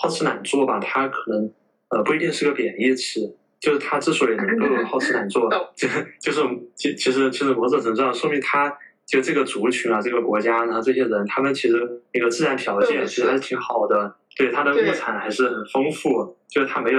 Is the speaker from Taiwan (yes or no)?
no; China; 然后我我我觉得就可能在我们中国人的语境里面嘛，就觉得。